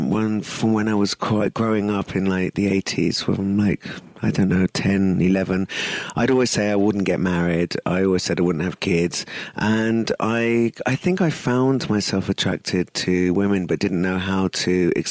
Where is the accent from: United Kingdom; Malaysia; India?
India; And of course, I'm Indian.